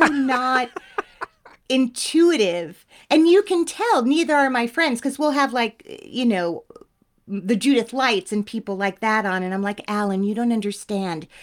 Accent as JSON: {"language": "English", "town": "Teaneck", "region": "New Jersey", "country": "United States", "said": "I'm eighteen years old. I don't, I, I'm from Teaneck."}